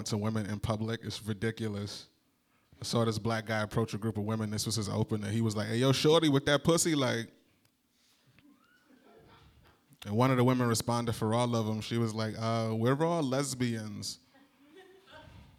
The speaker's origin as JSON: {"language": "English", "region": "New Jersey", "country": "United States", "moved": "as an adult", "lives_now": "Chicago, United States", "said": "I'm from New Jersey"}